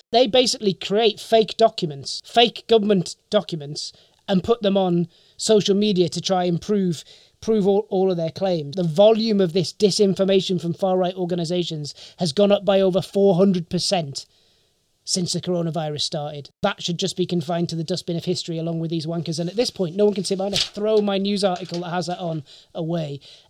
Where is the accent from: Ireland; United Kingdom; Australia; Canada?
United Kingdom; I'm not international, I'm British.